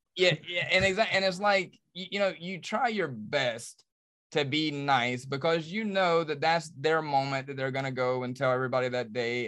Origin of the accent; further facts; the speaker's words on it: Charlotte, North Carolina, United States; I was born and raised in Charlotte, I'm about to turn forty-two